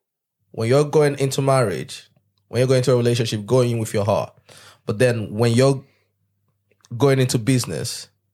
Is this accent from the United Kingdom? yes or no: no; Nigeria; I'm from Nigeria, so I'm talking about Nigeria.